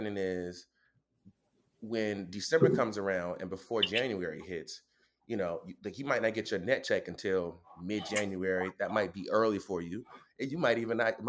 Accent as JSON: {"language": "English", "town": "Lake Wales", "region": "Florida", "country": "United States", "tie": "born or raised there", "said": "I'm originally from Lake Wales, Florida, like small town, hour south of Orlando, hour east of Tampa"}